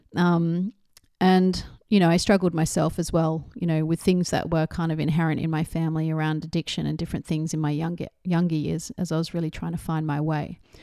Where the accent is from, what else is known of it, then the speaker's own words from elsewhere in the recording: Australia; being Australian, growing up in a lower middle class family